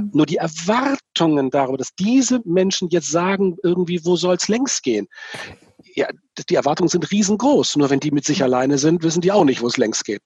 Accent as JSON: {"language": "German", "town": "Itzehoe", "region": "Schleswig-Holstein", "country": "Germany", "said": "einen Pastor in Itzelhoch, da wo ich herkomme, kennengelernt habe"}